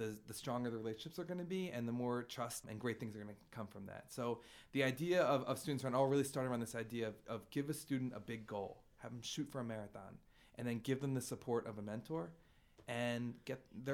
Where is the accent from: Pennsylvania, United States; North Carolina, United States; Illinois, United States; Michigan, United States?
Pennsylvania, United States; Philadelphia; I'm from Philly my whole life